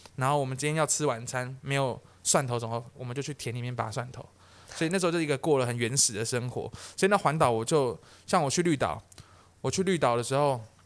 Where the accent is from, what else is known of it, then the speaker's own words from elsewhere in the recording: Taiwan; 我是台湾人